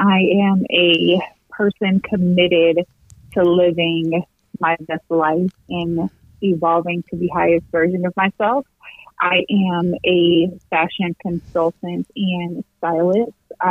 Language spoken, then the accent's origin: English; New Jersey, United States; also born or lived in Atlanta; now in Peoria, United States; Yeah, I was born in New Jersey, and then I grew up, so I spent half of my life in New Jersey, half of my life in Atlanta, and I moved to Peoria